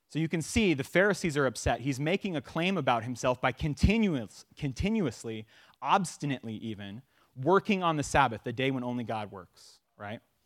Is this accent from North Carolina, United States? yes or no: no; Sacramento, California, United States; moved away as an adult; also born or lived in Phoenix, Arizona; now in Tucson, United States; we're from Sacramento